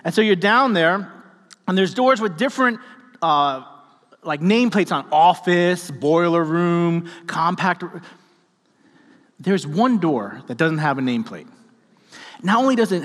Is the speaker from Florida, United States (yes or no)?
no; New York City, New York, United States; I grew up in New York City, and I grew up in a six-story apartment building.